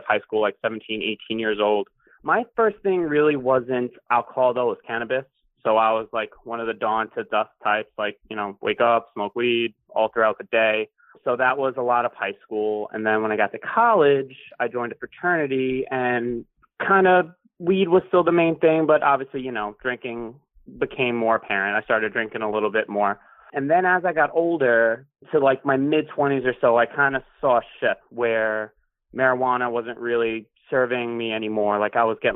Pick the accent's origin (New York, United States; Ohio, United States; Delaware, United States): New York, United States; Long Island; moved away as an adult; also born or lived in England; now in Brooklyn, United States; I'm from Long Island, New York. I currently live in Brooklyn, New York